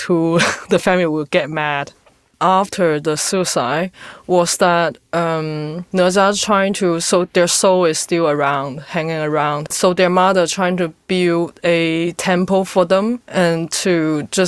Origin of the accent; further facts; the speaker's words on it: China; now in London, United Kingdom; growing up in China